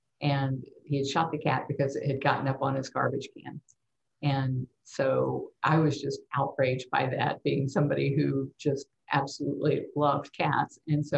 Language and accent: English; Tampa, Florida, United States; also born or lived in San Antonio; I was born at the San Antonio Lackland Air Force Base, and we lived in San Antonio until I was about 3 years old. And then we moved back to Tampa, and we moved so many times.